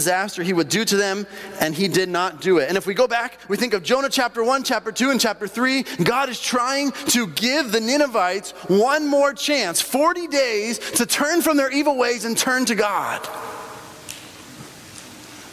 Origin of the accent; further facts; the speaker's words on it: Bolivia; moved away; when I grew up in Bolivia, and in Bolivia